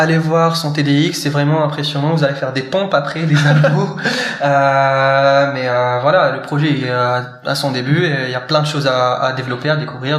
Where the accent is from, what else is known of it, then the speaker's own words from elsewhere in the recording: Morocco; moved away as an adult; now in France; marocain hein, d'origine et euh, de naissance. J'ai passé mes 17 premières années au Maroc